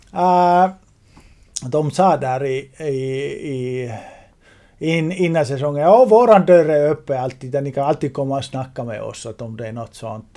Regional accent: Finland; i Finland i Juleå Borg, min hemstad

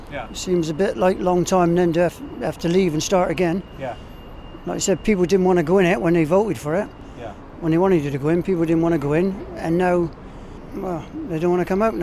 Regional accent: Taunton, South West England, United Kingdom; I lived here most of my life

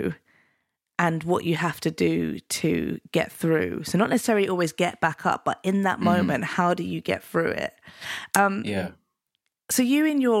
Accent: London, United Kingdom; also born or lived in Penge, London; So I started off in Deptford and New Cross, and then moved to Penge by the station

